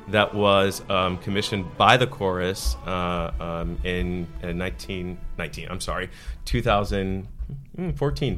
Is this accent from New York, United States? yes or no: no; Miami, Florida, United States; I grew up in Miami